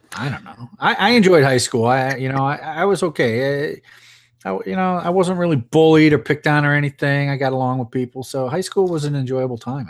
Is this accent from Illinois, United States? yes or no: yes; Chicago, Illinois, United States; moved away as an adult; Both Melissa and I are from Illinois. We're from around Chicago